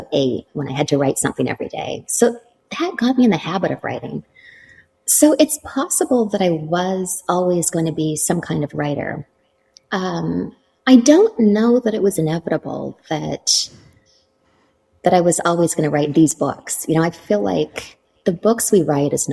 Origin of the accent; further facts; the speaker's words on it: Canada; moved away as an adult; also born or lived in Toronto, Canada; now in New York City, United States; I'm from Canada and I trained in contemporary dance.